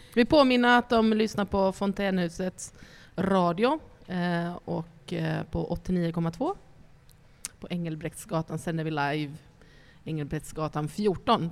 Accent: Ostrobothnia, Finland; jag kommer från Österbotten, en, um, en, ett område mitt emot Sveriges Västerbotten, en liten stad

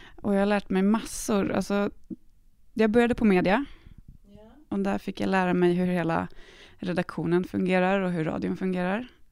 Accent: Stockholm, Stockholm County, Sweden; moved away as an adult; now in Malmö, Sweden; Jag kommer från Stockholm. Jag är född och uppvuxen där. Eh, men jag har bott i Malmö i snart sex år

